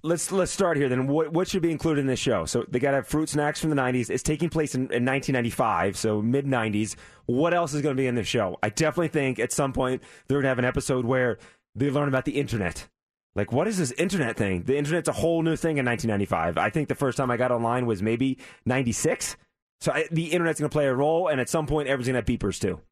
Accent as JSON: {"language": "English", "town": "Las Vegas", "region": "Nevada", "country": "United States", "said": "I'm from Las Vegas."}